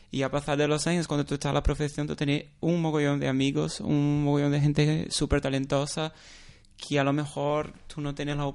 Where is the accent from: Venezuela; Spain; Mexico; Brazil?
Brazil; Spanish is a second language; Eh, soy brasileño, para explicar